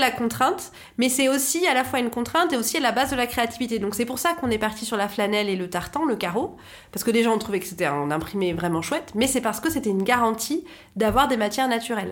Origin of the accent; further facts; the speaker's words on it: France; chez nous en France